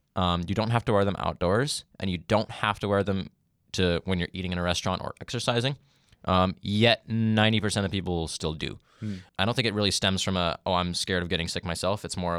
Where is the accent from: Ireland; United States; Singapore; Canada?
Canada; And I eventually just settled on mostly just saying, like, I'm Canadian.